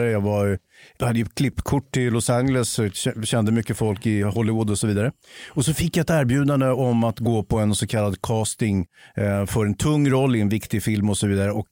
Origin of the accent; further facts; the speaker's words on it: Sweden; jag är ju same själv. Avfall då? Alltså, jag identifierar mig som same.